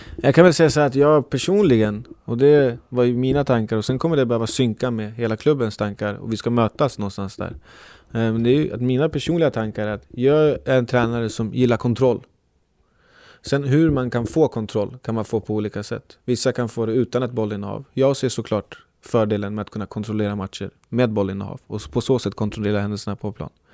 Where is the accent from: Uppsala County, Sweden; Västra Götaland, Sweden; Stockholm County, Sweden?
Uppsala County, Sweden; Uppsala; jag är från Uppsala